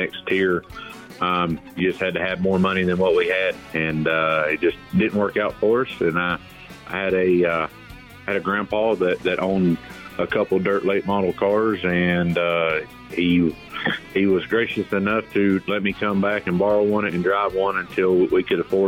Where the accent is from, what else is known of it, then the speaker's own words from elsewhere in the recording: Blairsville, Georgia, United States; my hometown is in Blairsville, Georgia